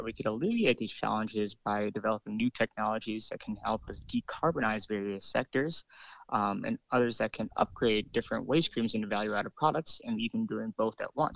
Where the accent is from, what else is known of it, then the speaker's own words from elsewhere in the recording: New York City, New York, United States; moved away; growing up in New York City